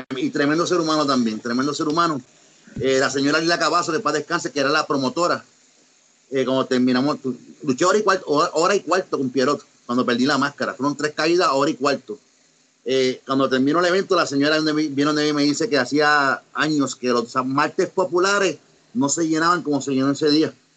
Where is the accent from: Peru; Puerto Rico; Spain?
Puerto Rico; Ponce; also born or lived in United States; yo soy nacido en Estados Unidos, soy, soy ponceño, pero nacido y tuve tiempo allá, soy, bilingüe, hablo los dos idiomas